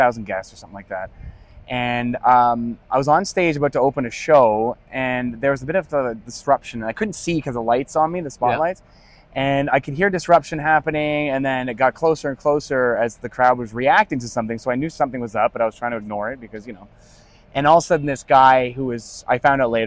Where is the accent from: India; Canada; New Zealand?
Canada; moved away as an adult; also born or lived in United States; having grown up as a Canadian in Canada and then spent time in the U.S. and on board